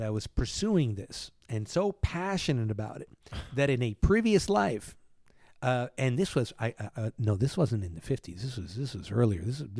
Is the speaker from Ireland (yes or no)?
no; Cuba; born there; Now, you know, I was born in Cuba.